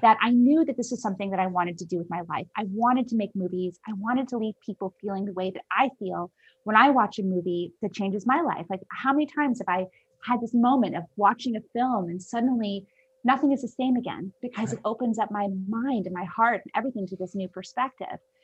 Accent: Ohio, United States; I was born in Ohio

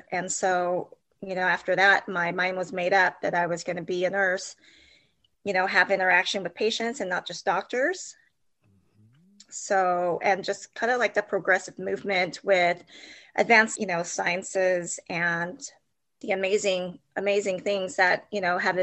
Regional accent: Cypress, California, United States; I grew up in Cypress, California.

